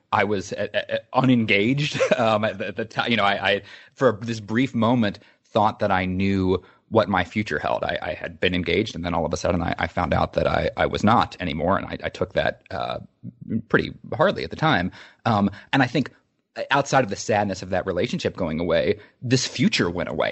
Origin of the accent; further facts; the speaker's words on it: Charleston, West Virginia, United States; I grew up in Charleston, West Virginia